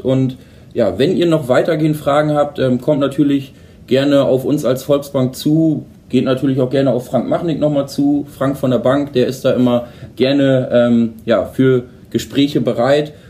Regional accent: Holdorf, Lower Saxony, Germany; ich komme ja zum Beispiel aus Holdorf

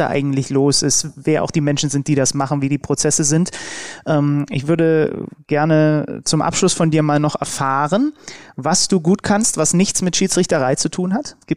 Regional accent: Germany; weil man irgendwie als Deutscher immer das Gefühl hat, man klingt so ein bisschen wie das Betrunkene selbst.

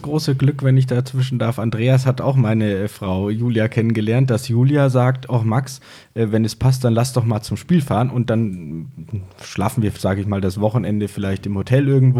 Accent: Fulda, Hesse, Germany; accent: Franconian; moved away as an adult; now in Würzburg, Germany; Ich komme gebürtig aus Fulda, nee, Fulda, also zwischen Frankfurt und Kassel bin seit zehn Jahren in Würzburg

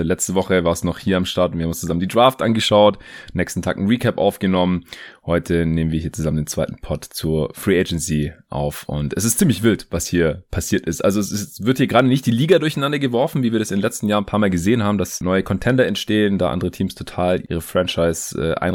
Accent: Stuttgart, Baden-Württemberg, Germany; born or raised there

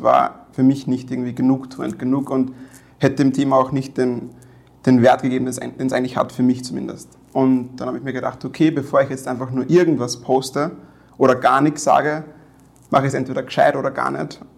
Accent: Weizenkirchen, Upper Austria, Austria; ich bin in Weizenkirchen aufgewachsen. Meine Mutter kommt von dort.

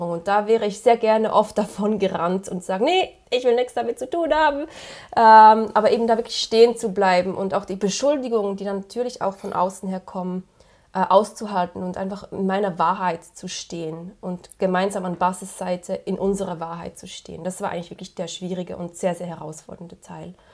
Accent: Switzerland; accent: Swiss; now in Netherlands; ich bin aus der Schweiz, wie man so gut hören kann mit meinem Akzent. äh, ich lebe jetzt seit diesen drei Jahren, nee, doch drei Jahren sind es schon wieder, in den Niederlanden

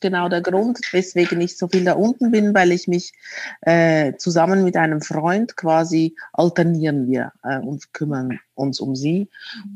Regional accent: Zürich, Switzerland; moved away as an adult; now in Berlin, Germany; ich bin in Zürich geboren als Italienerin

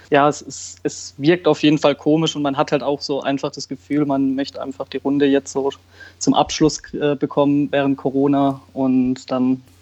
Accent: Karlsruhe, Baden-Württemberg, Germany; Also ich bin in Karlsruhe geboren und wurde dann schon mit drei, vier, vier, fünf zum KSC das erste Mal mit meinem Vater mitgenommen.

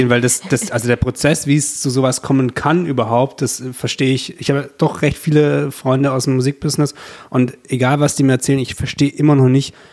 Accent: Stuttgart, Baden-Württemberg, Germany; now in Berlin, Germany

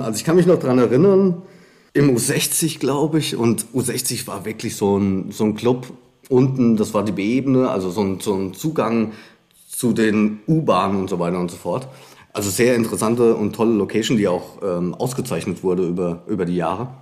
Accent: Frankfurt, Hesse, Germany; gar nicht so weit vom Hessischen Rundfunk äh, groß geworden bin in Frankfurt

